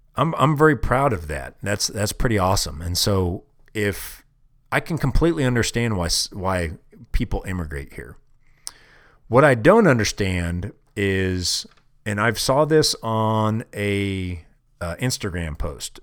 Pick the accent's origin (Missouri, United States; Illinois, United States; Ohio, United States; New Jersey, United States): Missouri, United States; Kansas City; moved away as an adult; now in Wyoming, United States; I'm proud of being, uh, from Kansas City. That's my hometown